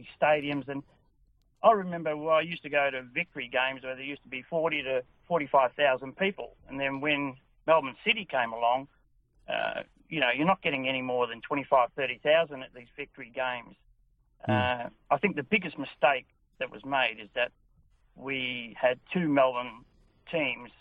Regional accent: Netherlands; now in Edithvale, Australia; I was born in Holland and came out here very, very long time ago

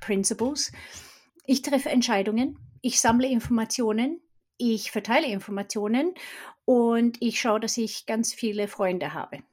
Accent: Sweden; German is a second language; moved away as an adult; also born or lived in Stockholm; now in Germany; Ich bin Schwedin und bin 92 nach Deutschland gekommen, habe internationale Kommunikation studiert

